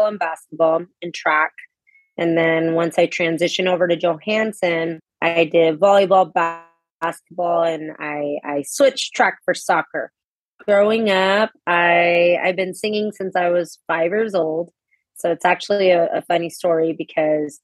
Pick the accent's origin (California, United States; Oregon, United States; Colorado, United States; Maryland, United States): California, United States; Modesto; I was also born and raised here in Modesto, California